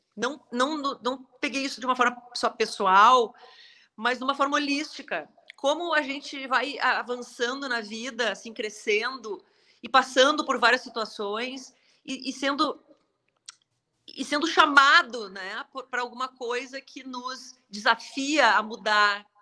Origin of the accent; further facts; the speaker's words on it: Passo Fundo, Rio Grande do Sul, Brazil; moved away as an adult; also born or lived in United States / Porto Alegre / Florianópolis / Salvador; now in São Paulo, Brazil; eu saí de Passo Fundo e eu morei